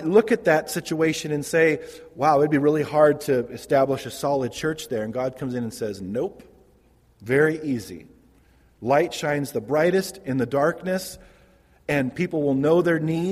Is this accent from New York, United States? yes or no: no; Modesto, California, United States; I was raised in Modesto